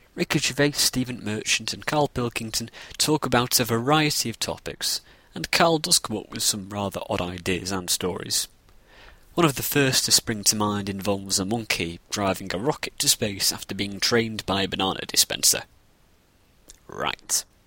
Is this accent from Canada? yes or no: no; Northern England, United Kingdom; I'm from Northern England